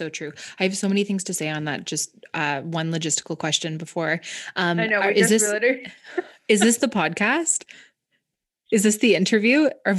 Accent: Ontario, Canada; But I grew up in Southern Ontario. And I grew up in, like, the country.

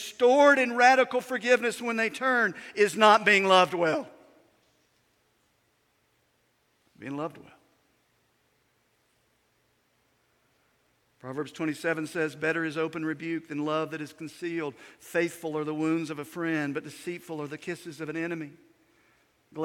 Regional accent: United States; When I was a kid growing up in Yanacoa County

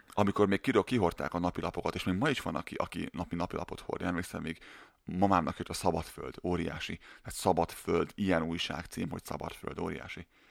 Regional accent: Hungary; born or raised there

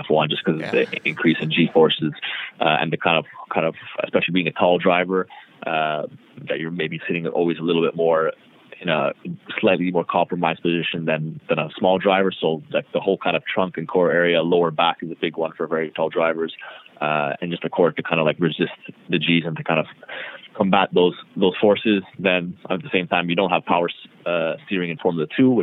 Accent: Toronto, Ontario, Canada; also born or lived in Montreal; I'm from Toronto. So I was born originally in Montreal, but I've lived in Toronto my whole life

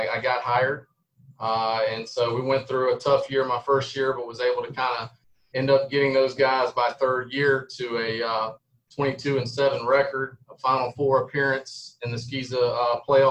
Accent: Columbia, South Carolina, United States; now in North Augusta, United States; I was born and raised in Columbia. Went to Ben Lippin School in Columbia.

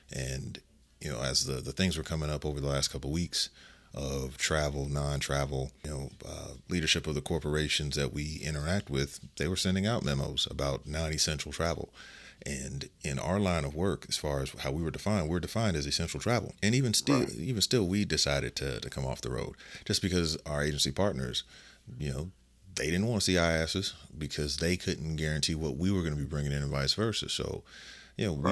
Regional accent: Las Vegas, Nevada, United States; this is my hometown

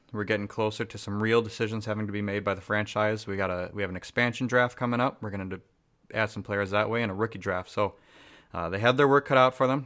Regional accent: New Hope, Minnesota, United States; I grew up in New Hope, Robins Dale Cooper High School

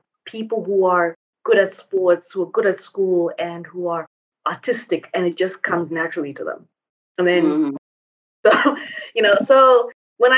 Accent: Zimbabwe; moved away as an adult; also born or lived in Asia / Europe / United States; now in Mauritius; basically I was born and raised in Zimbabwe.

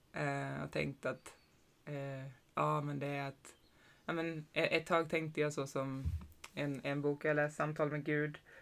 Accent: Sweden; jag är också född i, i Sverige

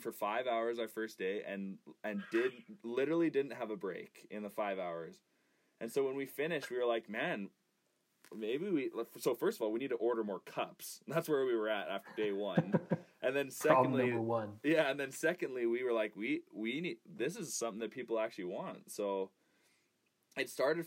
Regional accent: Raymond, Alberta, Canada; I grew up in Raymond. I went to Raymond High School

